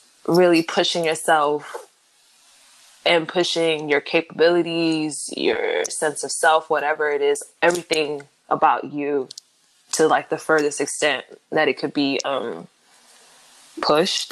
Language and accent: English; Los Angeles, California, United States; I'm from Los Angeles, California.